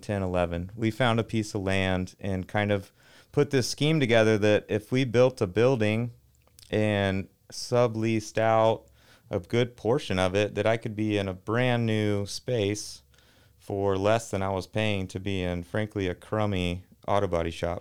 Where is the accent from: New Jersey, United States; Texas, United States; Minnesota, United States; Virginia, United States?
Texas, United States; Arlington; I grew up in Arlington, Texas, uh, home of Metroflex Gym